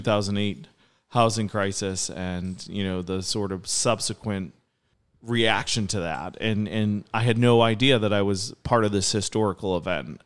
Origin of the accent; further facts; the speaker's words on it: Nahant, Massachusetts, United States; I grew up on the North Shore. I went to school in Nahant